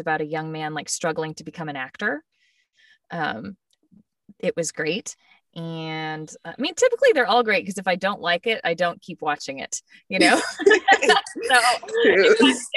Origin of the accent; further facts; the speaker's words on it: San Diego, California, United States; moved away as an adult; also born or lived in Arlington, Texas / Mansfield, Texas / Irving, Texas; now in Dallas, United States; I live in Dallas. I grew up in San Diego, but I moved to Dallas for college